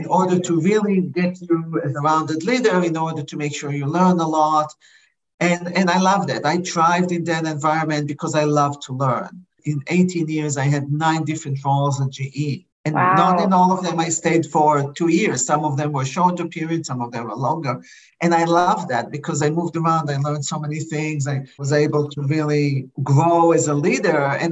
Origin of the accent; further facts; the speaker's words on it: Israel; English is a second language; moved away as an adult; now in United States; originally I came to the US from Israel. I didn't speak good English